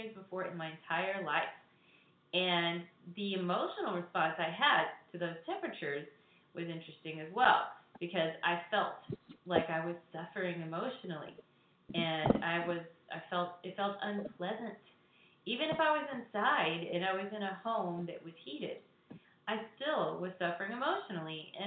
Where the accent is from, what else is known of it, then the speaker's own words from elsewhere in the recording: Texas, United States; also born or lived in Hawaii / Chicago area, Illinois / Southwest Florida; now in Florida, United States; I grew up in Texas, and I also lived in Hawaii